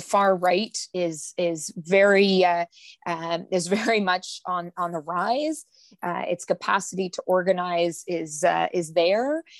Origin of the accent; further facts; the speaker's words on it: Manitoba, Canada; I'm from Manitoba